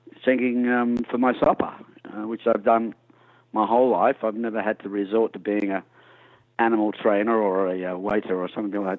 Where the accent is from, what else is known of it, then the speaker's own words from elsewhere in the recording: Adelaide, South Australia, Australia; also born or lived in England; My early days in the 60s, growing up in Adelaide, South Australia